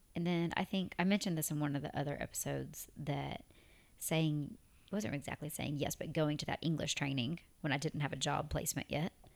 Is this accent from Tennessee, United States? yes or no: yes; Tennessee, United States; accent: Tennessee; moved away as an adult; now in Abu Dhabi, United Arab Emirates; I had my Tennessee accent speaking Arabic